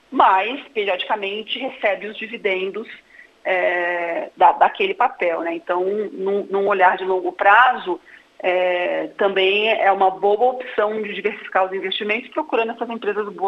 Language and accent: Portuguese; Santa Catarina, Brazil; Não sou gaúcha, sou catarinense. casada